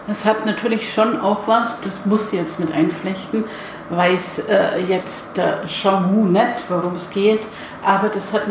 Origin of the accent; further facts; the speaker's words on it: Bavaria, Germany; wie es bei uns in Bayern sagt man